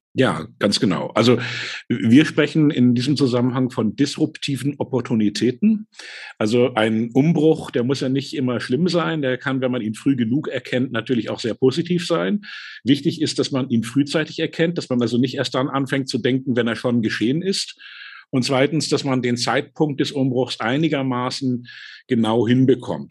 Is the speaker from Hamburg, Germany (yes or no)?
yes; Hamburg, Germany; Ich bin nämlich aufgewachsen in Hamburg